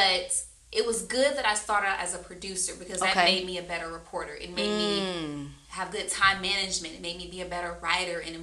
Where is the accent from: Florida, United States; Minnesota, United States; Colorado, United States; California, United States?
Florida, United States; moved away as an adult; also born or lived in Myrtle Beach, South Carolina / Winston-Salem, North Carolina; this Florida girl